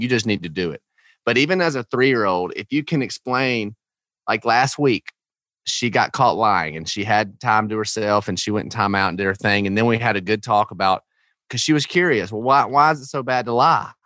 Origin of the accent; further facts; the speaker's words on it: Georgia, United States; I grew up in Georgia in the South